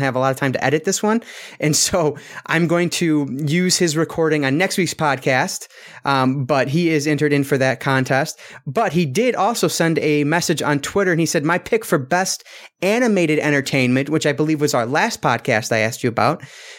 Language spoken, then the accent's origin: English; Michigan, United States; I'm from Michigan, but I don't know.